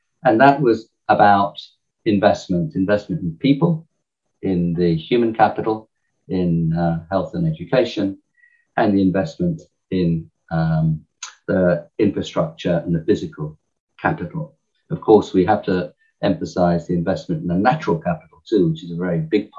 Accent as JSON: {"language": "English", "region": "England", "country": "United Kingdom", "accent": "English", "said": "in my English accent"}